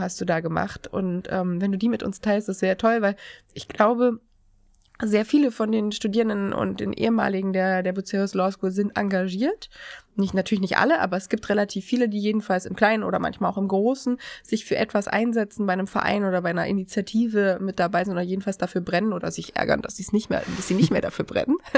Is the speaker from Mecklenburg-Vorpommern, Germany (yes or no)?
no; Erfurt, Thuringia, Germany; accent: Erfurt dialect; moved away; ich komme ja ursprünglich aus Thüringen. Ich bin ja gebürtige Erfurterin